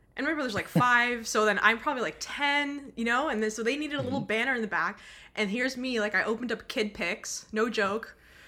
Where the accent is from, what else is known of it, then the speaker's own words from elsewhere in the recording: Los Angeles, California, United States; also born or lived in Costa Rica / England; now in Abbotsford, Canada; So I'm originally from Los Angeles. I've moved around a little bit, lived in Costa Rica, I've lived in England, and I currently live in BC, Abbotsford, Canada